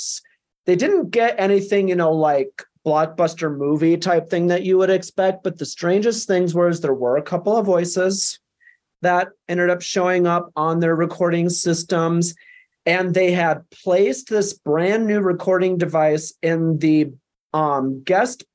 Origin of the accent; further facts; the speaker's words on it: southern Minnesota, United States; also born or lived in Blue Earth, Minnesota; now in Colorado, United States; growing up in Minnesota